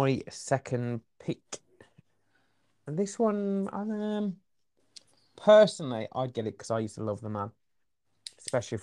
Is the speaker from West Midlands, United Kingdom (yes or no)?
yes; Black Country, West Midlands, United Kingdom; accent: Black Country; My black country accent